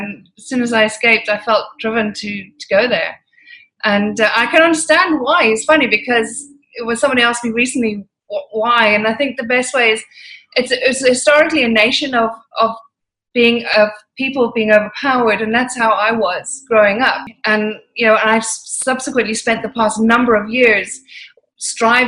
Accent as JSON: {"language": "English", "country": "Ireland", "tie": "born or raised there", "moved": "as an adult", "lives_now": "London, United Kingdom", "said": "Irish parents, moved back to Ireland. And I lived a very unusual life in Ireland"}